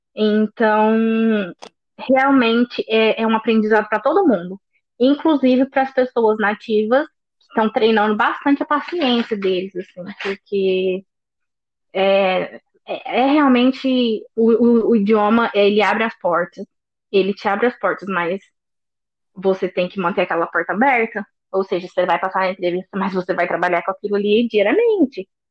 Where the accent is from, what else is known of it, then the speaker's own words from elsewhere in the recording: Poços de Caldas, Minas Gerais, Brazil; moved away as an adult; now in Dublin, Ireland; Eu sou do interior de Minas Gerais, uma cidade bem pequenininha que chama Poste Caldas